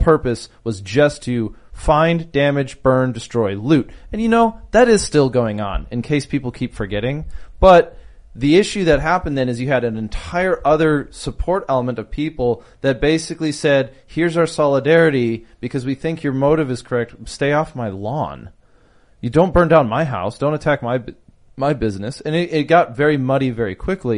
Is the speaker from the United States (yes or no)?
yes; Minneapolis, Minnesota, United States; I'm from Minneapolis, right? And I live in Minneapolis